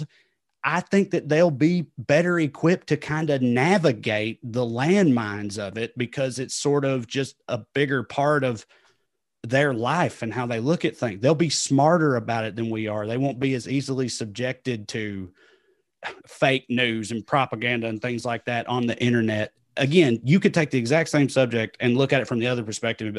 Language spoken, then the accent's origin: English; the American South, United States; accent: Southern; I'm not the only liberal white Southerner.